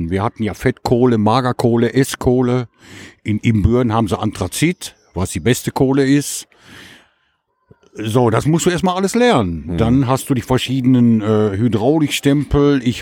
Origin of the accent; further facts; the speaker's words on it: Gelsenkirchen, North Rhine-Westphalia, Germany; Glück auf, ja … Ich komme aus Gelsenkirchen-Buhe und habe auf der Zeche Hugo gearbeitet, 22 Jahre. Bin damit 14 Jahre angefangen.